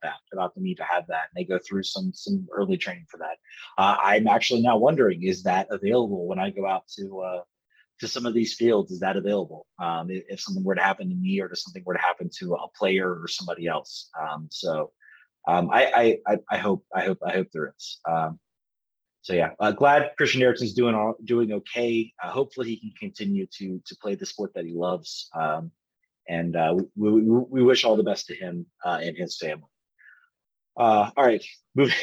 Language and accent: English; Richmond, Virginia, United States; I was from Richmond